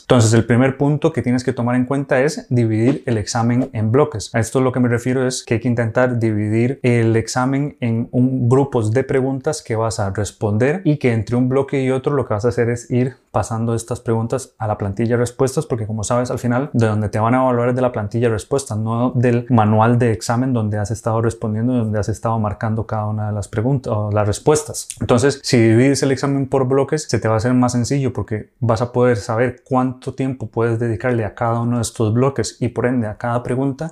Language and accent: Spanish; Costa Rica; moved away as an adult; now in Spain; soy médico de Costa Rica, actualmente terminando la residencia en urología aquí en España